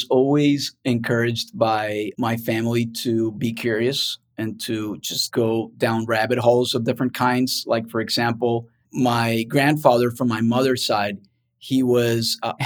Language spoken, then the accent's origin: English; Cartagena, Bolívar, Colombia; now in United States; I grew up in Colombia and basically in Cartagena